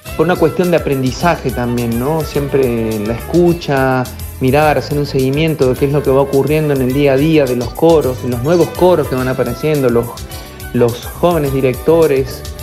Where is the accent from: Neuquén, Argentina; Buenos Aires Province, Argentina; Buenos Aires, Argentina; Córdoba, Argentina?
Córdoba, Argentina; now in La Plata, Argentina; cordobés, y ya más en, eh, los años que vivo en la ciudad de La Plata, yo soy más platense que cordobés, pero sí, cordobés de pura cepa.